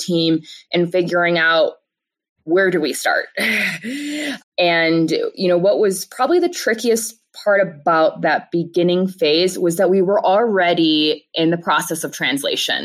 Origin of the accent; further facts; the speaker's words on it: Chicago, Illinois, United States; now in Denver, United States; I'm originally from Chicago